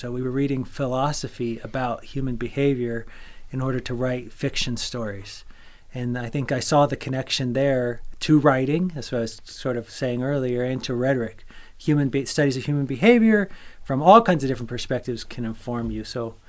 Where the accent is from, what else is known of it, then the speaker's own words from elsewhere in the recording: Vero Beach, Florida, United States; I also grew up in Florida. I consider sort of Vero Beach, Florida to be my hometown. That's on the East Coast.